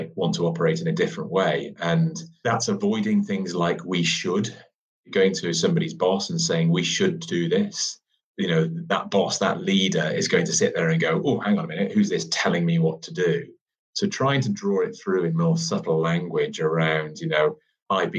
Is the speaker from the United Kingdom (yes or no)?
yes; United Kingdom; we're very British at times